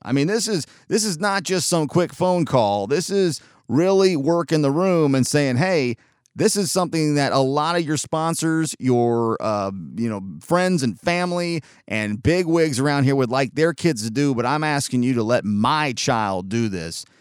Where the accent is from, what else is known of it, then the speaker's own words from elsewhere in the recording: Chattanooga, Tennessee, United States; also born or lived in San Diego, California / Georgia; my entire life, though I've been back to Southern California where I was born in San Diego a couple of times, I am a Chattanooga, Tennessee guy